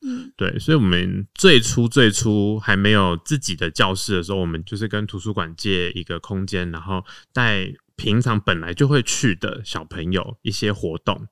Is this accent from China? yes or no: no; Taoyuan, Taiwan; now in Guangfu, Taiwan; 我是小时候都是在桃园长大，嗯。对，就是因缘际会，就是全家搬到光复这边来